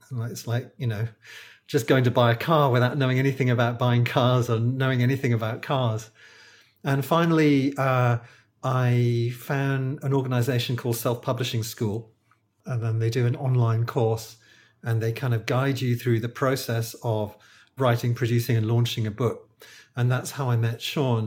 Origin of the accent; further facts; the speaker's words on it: United Kingdom; accent: British; moved away as an adult; now in Malaysia; I'm a British acupuncturist. I think you can probably tell from my accent, uh, but I don't live in the U K. I live in Malaysia.